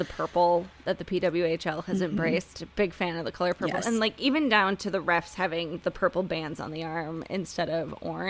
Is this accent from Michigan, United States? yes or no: yes; outside of Detroit, Michigan, United States; now in Tampa Bay area, United States; I grew up outside of Detroit, so I'm a big Red Wings fan, and I live in the Tampa Bay area now